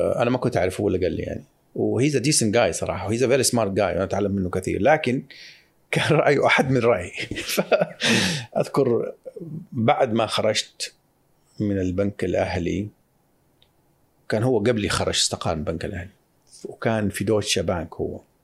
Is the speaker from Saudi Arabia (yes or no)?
yes; Saudi Arabia; كمواطن سعودي